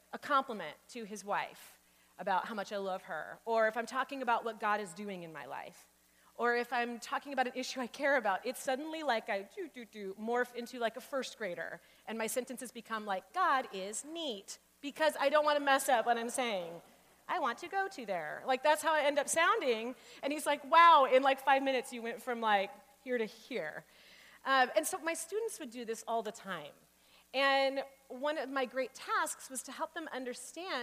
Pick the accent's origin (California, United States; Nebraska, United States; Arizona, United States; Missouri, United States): Arizona, United States; Phoenix; I grew up in Phoenix